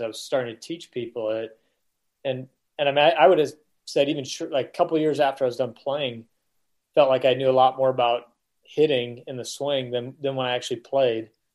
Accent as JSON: {"language": "English", "town": "Omaha", "region": "Nebraska", "country": "United States", "tie": "born or raised there", "said": "I grew up in Omaha"}